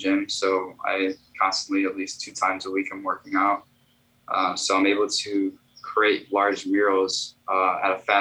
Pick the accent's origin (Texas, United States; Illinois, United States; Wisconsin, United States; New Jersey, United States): Illinois, United States; Chicago; I am an artist from Chicago